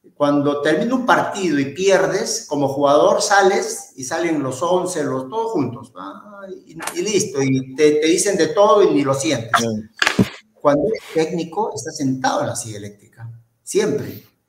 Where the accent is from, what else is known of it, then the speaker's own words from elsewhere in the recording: Peru; soy eh, descendiente palestino, soy cholo y soy camello, pero por sobre todo soy peruano